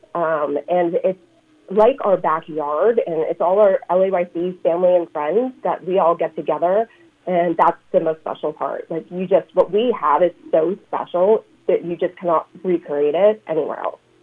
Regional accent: central Illinois, United States; moved away; also born or lived in Chicago; I grew up in the Midwest and central Illinois where there's a lot more corn than there is ocean

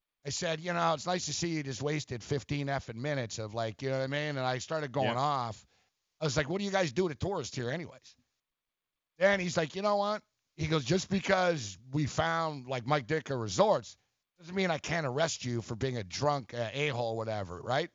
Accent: Toronto, Ontario, Canada; I'm from Toronto

